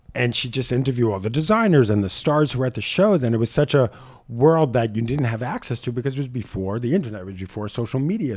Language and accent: English; New York City, New York, United States; I grew up in Howard Beach, Queens